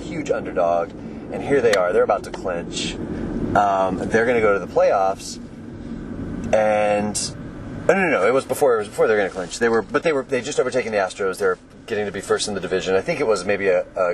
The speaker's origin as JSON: {"language": "English", "region": "Texas", "country": "United States", "tie": "born or raised there", "also_born_or_lived": "Colorado", "said": "we moved to Texas when I was 3"}